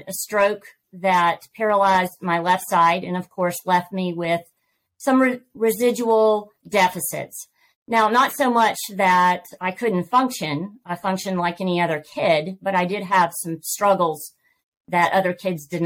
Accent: Georgia, United States; accent: Southern; I am born, raised, and have lived in Georgia all my life

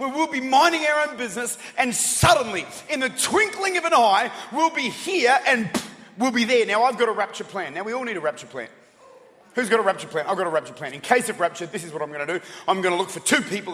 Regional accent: Australia; I'm Aussie. I'm Australian.

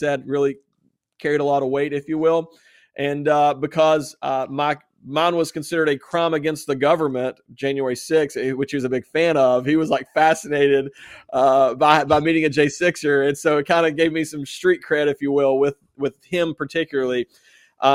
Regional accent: West Virginia, United States; West Virginia

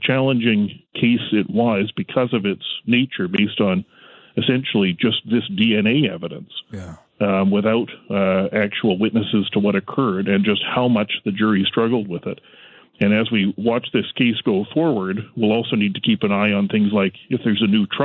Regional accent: Canada; as a Canadian lawyer

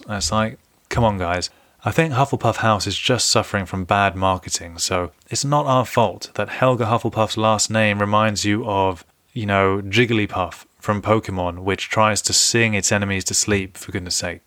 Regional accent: London, United Kingdom; being a Londoner

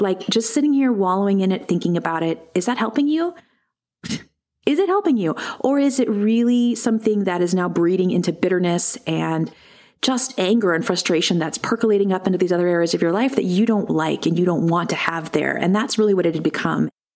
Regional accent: United States; also born or lived in Southern California; I am also an American

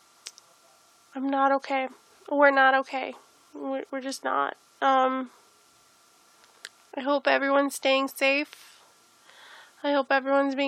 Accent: United States; We're American.

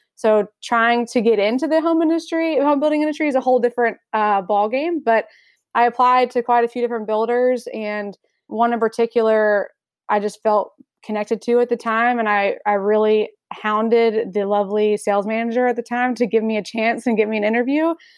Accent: Raleigh, North Carolina, United States; I'm born and raised in Raleigh, so I've only ever lived here

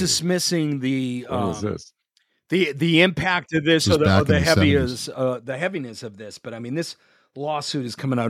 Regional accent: Boston, Massachusetts, United States; growing up around Boston

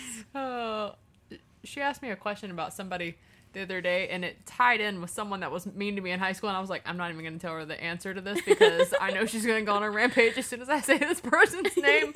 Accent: Jacksonville, Florida, United States; we're from Jacksonville.

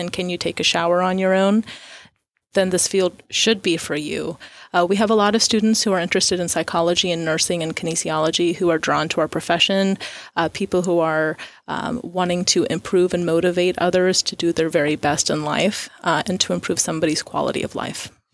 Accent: Florida, United States; moved away as an adult; now in Tyler, United States; I was born and raised in Florida

